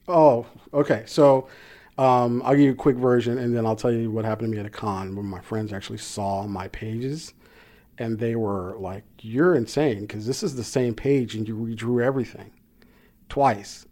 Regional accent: Compton, California, United States; born or raised there

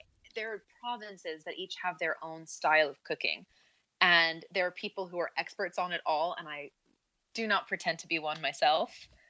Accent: Northport, New York, United States; I grew up in a small town on Long Island in New York. It's called Northport. And, you know, it's like a one-stop sign town by the water, and it's just a cute little town.

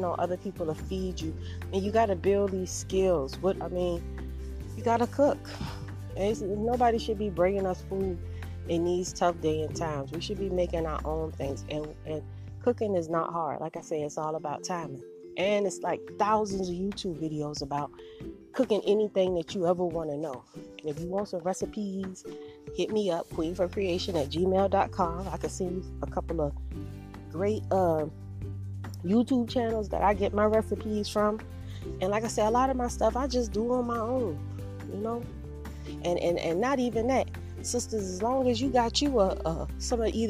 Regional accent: Savannah, Georgia, United States; moved away as an adult; also born or lived in Charlotte, North Carolina; I'm from Savannah, Georgia

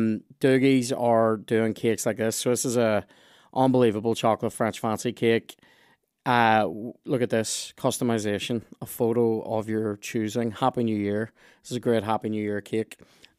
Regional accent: Lurgan, Northern Ireland, United Kingdom; I'm from Lurgan. You know what I mean?

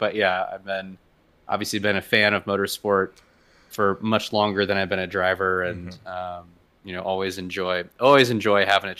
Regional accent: San Francisco, California, United States; I was born in San Francisco and grew up in the Bay Area.

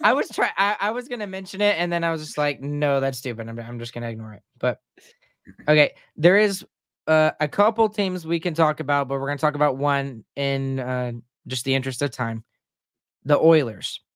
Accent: Texas, United States; moved away; I'm a Texan

